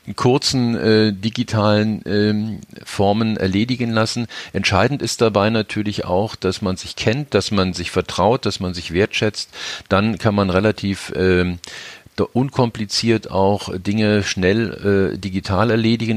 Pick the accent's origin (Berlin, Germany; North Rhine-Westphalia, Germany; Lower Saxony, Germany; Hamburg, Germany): Berlin, Germany; also born or lived in Upper Rhine; als Berliner